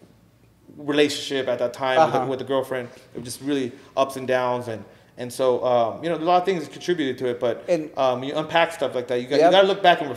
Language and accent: English; Los Angeles, California, United States; me growing up in the San Fernando Valley